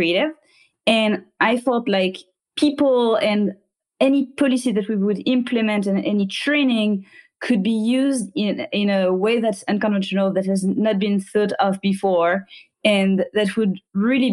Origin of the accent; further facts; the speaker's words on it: France; moved away; I was raised in France